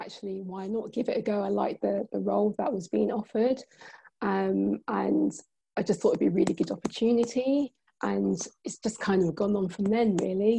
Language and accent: English; Croydon, London, United Kingdom; where I'm from, I'm a South London girl. I'm from Croydon.